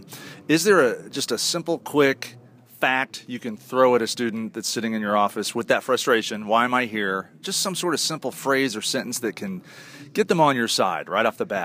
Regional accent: Indianapolis, Indiana, United States; I'm a big Pacer fan growing up in Indianapolis

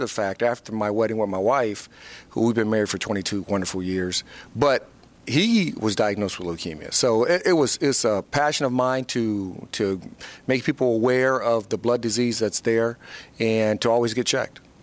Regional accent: Fort Wayne, Indiana, United States; moved away as an adult; my hometown in Fort Wayne, Indiana

